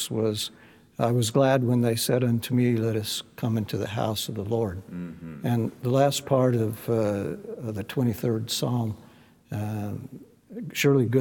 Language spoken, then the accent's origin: English; California, United States; my hometown in California